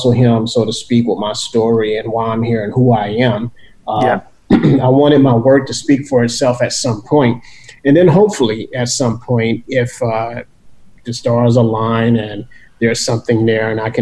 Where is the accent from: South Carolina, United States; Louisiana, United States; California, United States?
Louisiana, United States; New Orleans; growing up in New Orleans